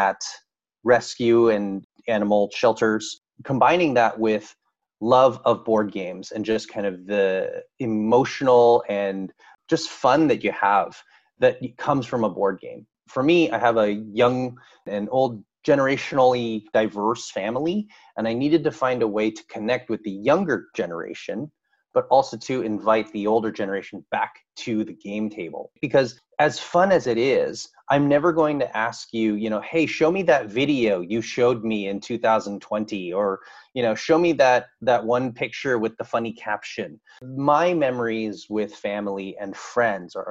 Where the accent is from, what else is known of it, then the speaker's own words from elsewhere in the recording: San Francisco, California, United States; born and raised in San Francisco, California. Grew up there all the way until I moved away for college in Central California